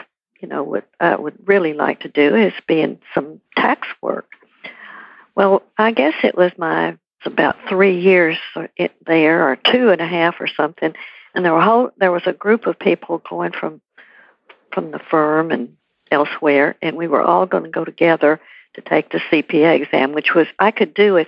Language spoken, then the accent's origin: English; Corpus Christi, Texas, United States; moved away as an adult; my hometown, Corpus Christi